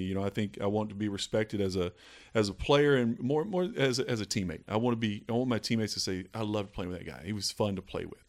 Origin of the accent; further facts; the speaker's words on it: Eastern Kentucky, United States; growing up in Eastern Kentucky